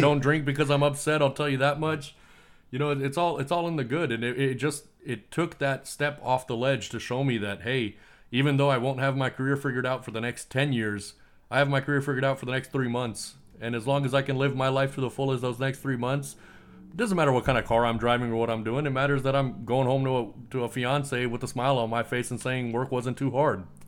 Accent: United States; I was born in the United States, but I'm from a foreign family

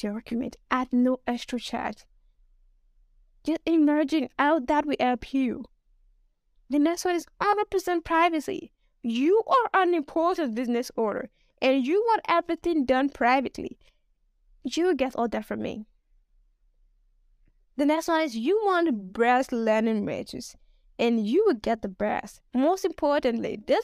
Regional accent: Nigeria; I'm a Nigerian

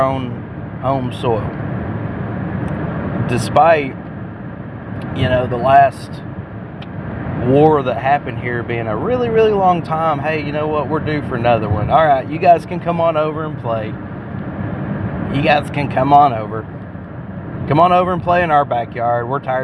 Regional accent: United States; We are American

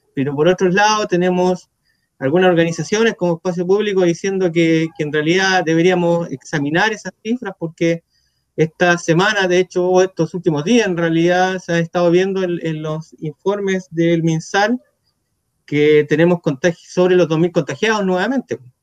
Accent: Villa Alemana, Valparaíso, Chile; yo soy de acá, de Villa Alemana

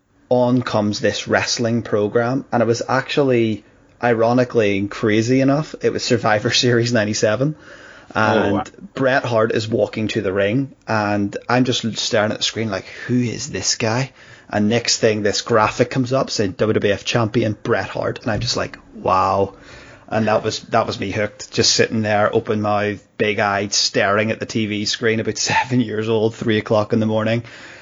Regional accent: Belfast, Northern Ireland, United Kingdom; I grew up in the UK, right? So wrestling was always on in the middle of the night. I'm actually from Belfast, which is, it's quite ironic.

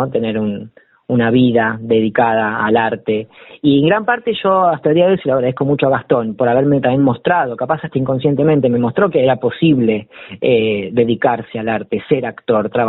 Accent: La Plata, Buenos Aires Province, Argentina; yo soy platense, claro, sí, sí, sí, sí, yo soy platense.

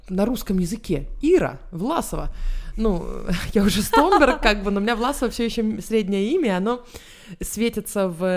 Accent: Israel; now in Sweden; Израиль это моя страна, но я там не живу, у меня нет там страховки обычной государственной.

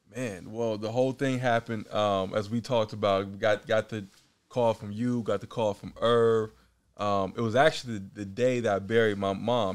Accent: Oakland, California, United States; moved away as an adult; also born or lived in Richmond, California / New York; now in Los Angeles, United States; Born and raised Oakland, California. Now I live in L A.

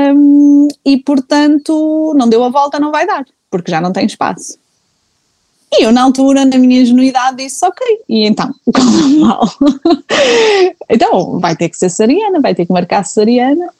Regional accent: Porto, Norte, Portugal; sou do Porto

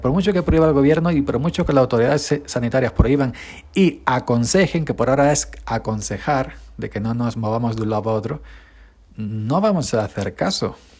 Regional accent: Spain; somos un país mediterráneo de fiesta, sangre caliente, beber, disfrutar

